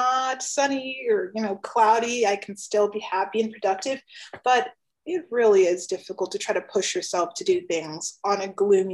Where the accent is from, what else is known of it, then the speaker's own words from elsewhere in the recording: Hesperia, California, United States; moved away as an adult; now in Bay Area, United States; I'm actually from Southern California, and I'm actually from a very small town called Hesperia.